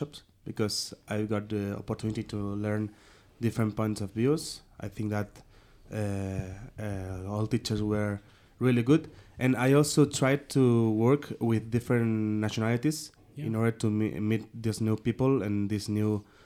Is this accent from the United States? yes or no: no; Spain; I came from Spain and I study at Girona's University